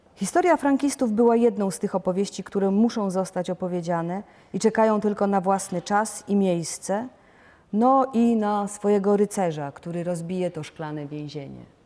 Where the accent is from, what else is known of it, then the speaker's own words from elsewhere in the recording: Lubusz Land, western Poland, Lubusz Voivodeship, Poland; moved away as an adult; also born or lived in Lower Silesia / Warsaw; Przyszłam na świat w 1962 roku na zachodnich rubieżach Polski, w historycznie rzecz biorąc wschodniej Brandenburgii, czy może lepiej powiedzieć na ziemi lubuskiej